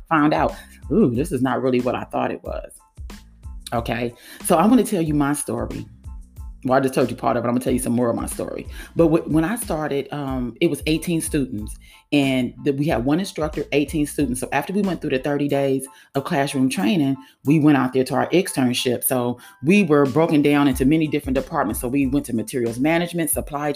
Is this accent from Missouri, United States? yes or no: no; California, United States; also born or lived in Florida; now in Georgia, United States; I'm from California and kind of sort of live in Georgia